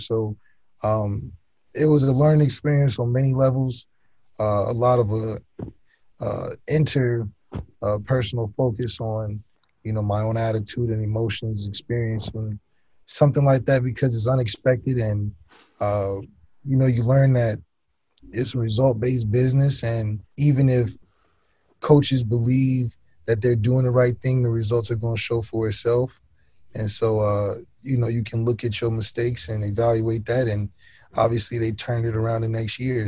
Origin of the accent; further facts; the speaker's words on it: Ohio, United States; now in Los Angeles, United States; I'm from Ohio